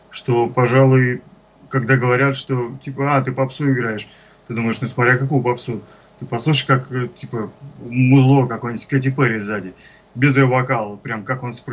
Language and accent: Russian; Ivanovo, Ivanovo Oblast, Russia; moved away as an adult; now in Moscow, Russia; Я из Иванова приехал в Москву, как в старой сказке.